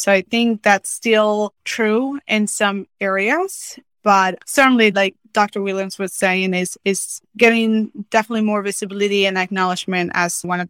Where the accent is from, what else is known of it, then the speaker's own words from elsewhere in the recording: Mexico; So I was born and raised in Mexico.